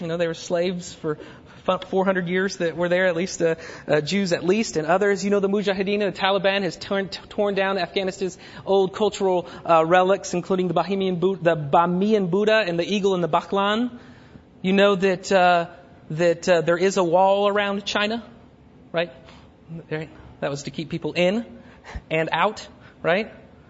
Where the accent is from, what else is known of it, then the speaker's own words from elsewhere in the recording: Germany; born there; I grew up in all that kind of world, crossing cultures. I was born in Germany, all this other stuff.